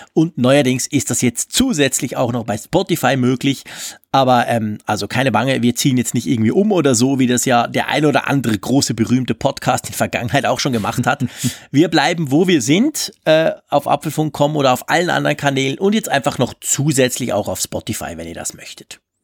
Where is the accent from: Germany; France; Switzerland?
Switzerland; Ich als Schweizer